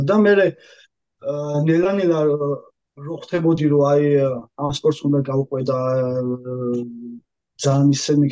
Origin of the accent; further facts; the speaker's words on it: Batumi, Adjara, Georgia; moved away as an adult; also born or lived in Tbilisi; now in France; თბილისში თბილისში ვარ დაბადებული და მე ვარ გაზრდილი ბათუმში რა.